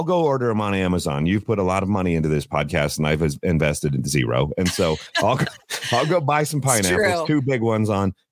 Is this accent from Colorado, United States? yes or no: yes; Greeley, Colorado, United States; Greeley, Colorado, my hometown